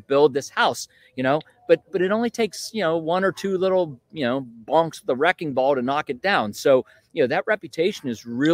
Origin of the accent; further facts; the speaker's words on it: Western Pennsylvania, United States; moved away as an adult; also born or lived in Northern Virginia; I grew up in Western Pennsylvania